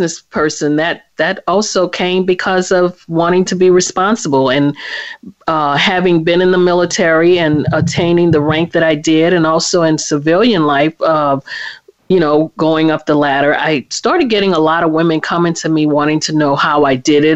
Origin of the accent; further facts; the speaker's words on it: New Orleans, Louisiana, United States; now in Washington, D.C., United States; I am originally from New Orleans, Louisiana, but I'm currently in the Washington, D.C. area.